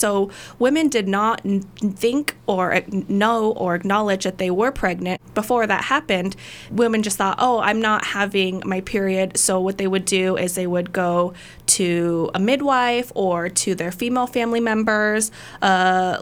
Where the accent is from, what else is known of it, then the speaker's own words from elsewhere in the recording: Wyoming, United States; moved away as an adult; now in Portland, United States; I grew up in Wyoming, and I moved to Portland in 2011.